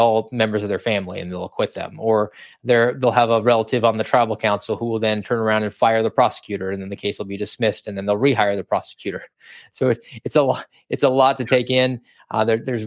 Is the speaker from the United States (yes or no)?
yes; Georgia, United States; moved away; I'm from Georgia, wanted to get a little bit closer to home